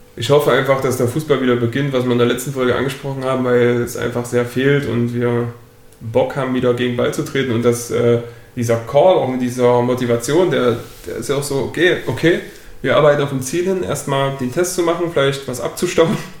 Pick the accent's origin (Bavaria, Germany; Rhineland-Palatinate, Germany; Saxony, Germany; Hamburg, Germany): Saxony, Germany; Hier bei uns in Sachsen